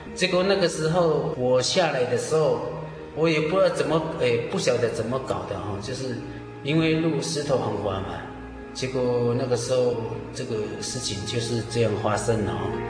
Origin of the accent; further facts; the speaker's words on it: Lushan tribe, Nantou County, Taiwan; 我来自 呃，庐山部落， 呃，属于庐山教会的信徒